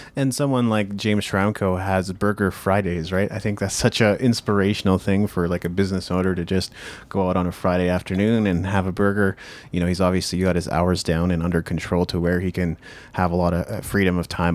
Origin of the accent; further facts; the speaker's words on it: Japan; now in North America; I grew up in Japan